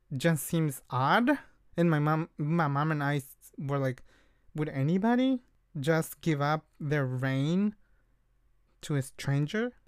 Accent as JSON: {"language": "English", "region": "Oaxaca", "country": "Mexico", "moved": "yes", "said": "we are from Oaxaca."}